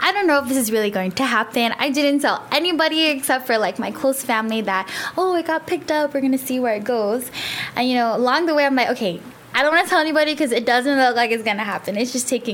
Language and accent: English; Merizo, Guam; now I'm up central from Malesso